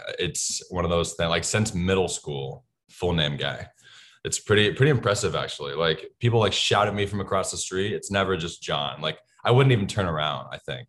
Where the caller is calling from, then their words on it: Chicago, Illinois, United States; I'm calling in from sunny Chicago, Illinois.